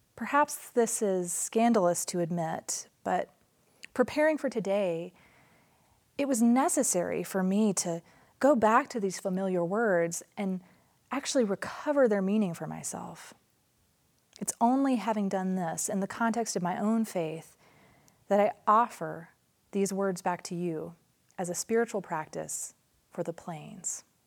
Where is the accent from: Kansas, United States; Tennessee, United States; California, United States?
Tennessee, United States; Nashville; moved away as an adult; also born or lived in New Mexico; I moved from my hometown of Nashville to rural New Mexico